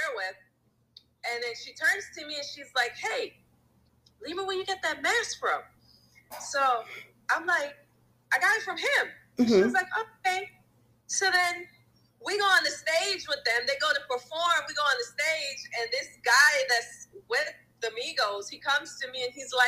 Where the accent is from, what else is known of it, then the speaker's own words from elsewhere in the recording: U.S. Virgin Islands; I came all the way from the Virgin Islands.